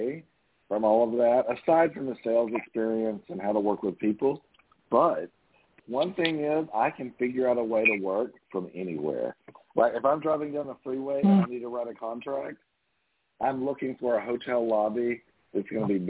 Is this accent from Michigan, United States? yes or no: no; Longview, Texas, United States; now in Houston, United States; I grew up in Texas. I grew up in East Texas, so I was just out there this past weekend. So way out, almost to Shreveport, Louisiana, so Longview, Texas